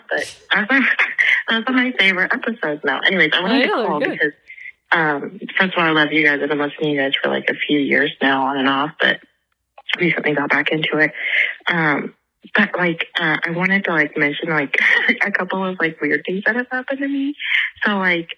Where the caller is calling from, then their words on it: Kansas, United States; I'm from Kansas